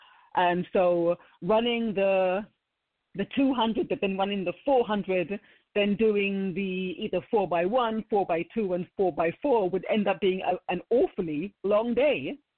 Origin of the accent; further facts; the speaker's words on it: London, United Kingdom; I was born in Balham, South London, and then we moved to Stockwell, again in South London.